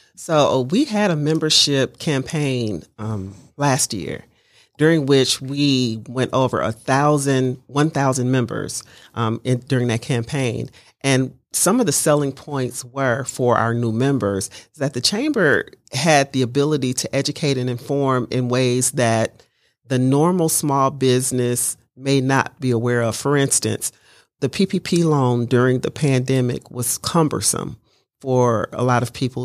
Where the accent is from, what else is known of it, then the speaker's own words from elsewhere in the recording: Mobile, Alabama, United States; moved away as an adult; also born or lived in Detroit, Michigan / Cincinnati, Ohio / Dayton, Ohio; I grew up in Mobile, Alabama. I was born in Detroit, Michigan.